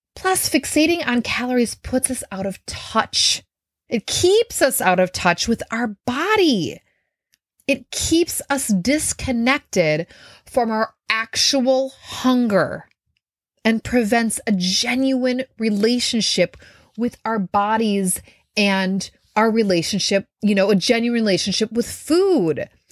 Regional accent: Minnesota, United States; I grew up in Minnesota

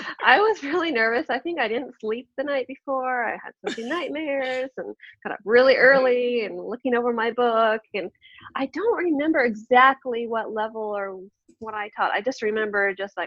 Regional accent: Pacific Northwest, United States; moved away as an adult; also born or lived in South Korea; now in Vienna, Austria; I am American. I grew up on the West Coast, the beautiful Pacific Northwest, the best place to be. And now I live in Vienna, Austria with my husband. So it's Vienna, Austria, where my family and I are living right now.

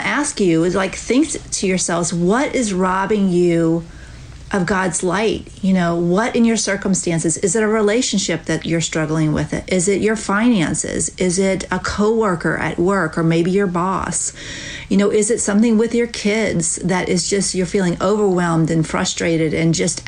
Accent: the South, United States; I am from the South

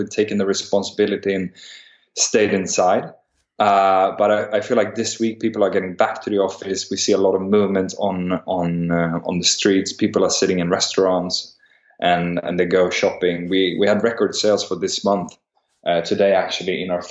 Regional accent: Stockholm, Stockholm County, Sweden; also born or lived in St Andrews, Scotland; I'm born and raised in Stockholm.

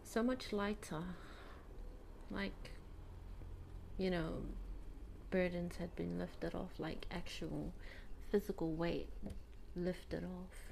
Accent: Rarotonga, Cook Islands; So I was brought up here in Rarotonga. I was born here as well, born and raised here. Yep, raised here in Nikao by my mother and father.

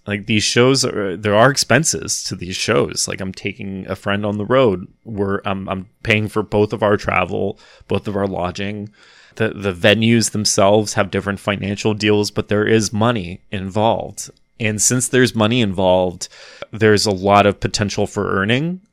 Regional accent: Wichita, Kansas, United States; now in New York City, United States; I'm originally from Wichita, Kansas

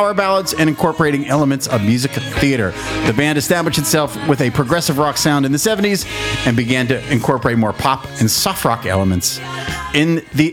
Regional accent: Pittsburgh, Pennsylvania, United States; I was born in Pittsburgh, Pennsylvania.

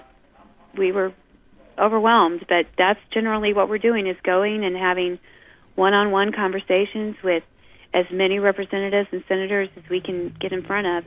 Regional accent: United States; as an American, I love this country. I was raised to love this country

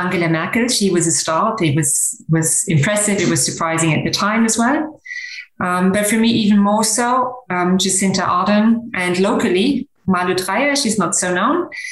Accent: Germany; also born or lived in Canada / United Kingdom / San Francisco, United States / North Carolina, United States; now in Luxembourg; I grew up in Germany, and during my education, I lived in Canada, in the UK, and in the US, both in San Francisco and in North Carolina

